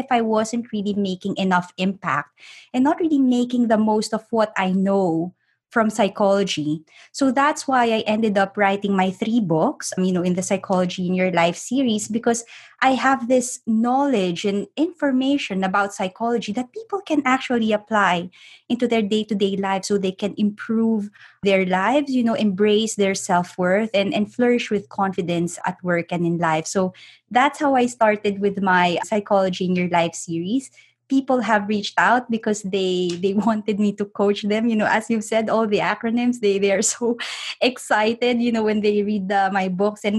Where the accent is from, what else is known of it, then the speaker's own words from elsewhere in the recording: Philippines; moved away; I'm actually originally from the Philippines